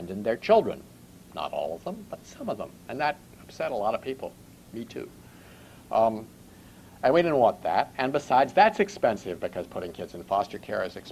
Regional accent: Baltimore, Maryland, United States; going back to the late 1940s, when I was growing up in Baltimore.

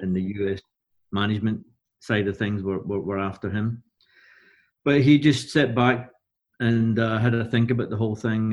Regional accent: Glasgow, Scotland, United Kingdom; being Glaswegian and being there

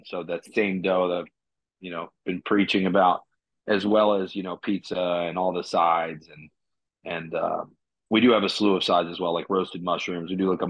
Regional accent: McLean, Virginia, United States; moved away as an adult; also born or lived in San Francisco / North Carolina; I grew up in McLean, yeah. right out about 5 miles outside DC.

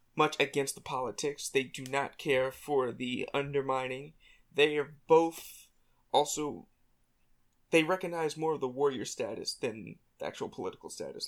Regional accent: Virginia, United States; I'm from Virginia

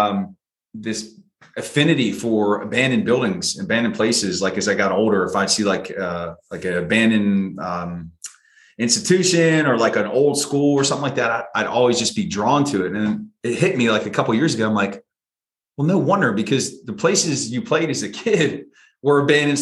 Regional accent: southwest of Pittsburgh, Western Pennsylvania, United States; moved away; I grew up in Western Pennsylvania, southwest of Pittsburgh

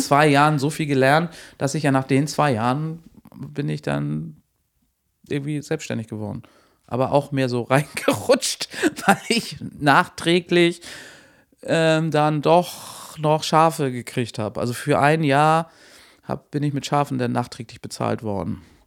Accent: Hamburg, Germany; moved away as an adult; also born or lived in Lower Saxony, near Lauenburg; ich bin ursprünglich Hamburgerin

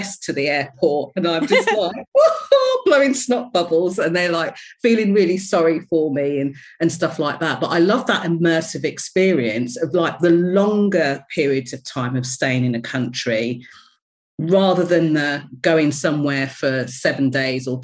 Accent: England, United Kingdom; also born or lived in London / Barbados (parents) / Morocco / Turkey; I was born and raised in England.

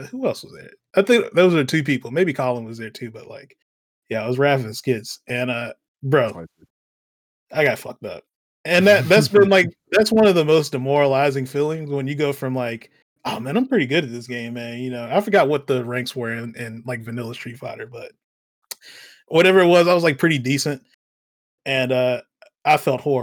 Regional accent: Alabama, United States; I'm from Alabama.

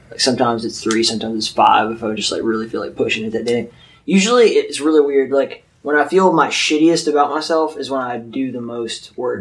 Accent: Mobile, Alabama, United States; moved away as an adult; also born or lived in California / Arizona / Mississippi; I grew up in Mobile, Alabama, with these two fuck faces

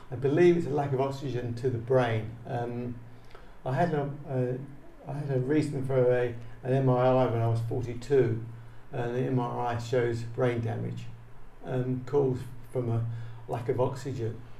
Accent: Dagenham, London, United Kingdom; Well, I was I was born in April 1955, um, basically Essex, which is just east of London. Um, I lived um, first, well, 16 years in a place called Dagenham

